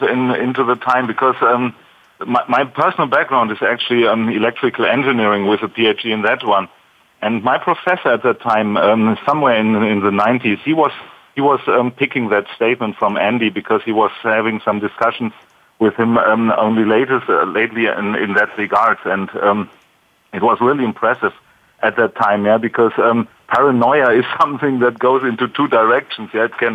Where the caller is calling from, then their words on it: Stuttgart, Baden-Württemberg, Germany; I'm calling in from Stuttgart area, so in Germany down there.